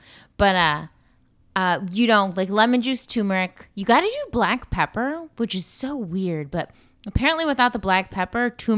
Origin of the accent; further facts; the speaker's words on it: Poland; That's my home country.